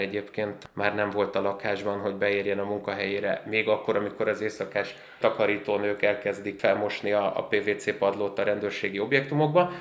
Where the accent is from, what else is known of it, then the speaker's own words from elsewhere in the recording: Budapest, Hungary; ahol én felnőttem a Drégei utca